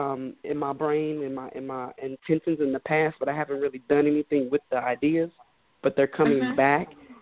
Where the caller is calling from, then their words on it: Houston, Texas, United States; I'm calling in from Houston.